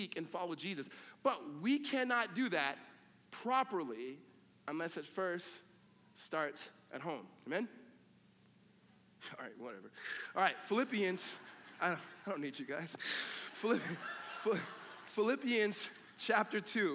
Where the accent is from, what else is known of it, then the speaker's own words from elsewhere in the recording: California, United States; I grew up in California, but my family roots are in the South